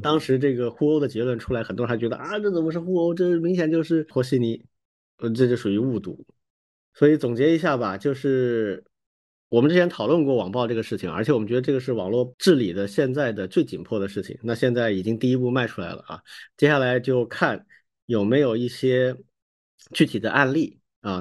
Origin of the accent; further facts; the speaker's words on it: Hong Kong; 我们香港人其实很喜欢踢足球的啊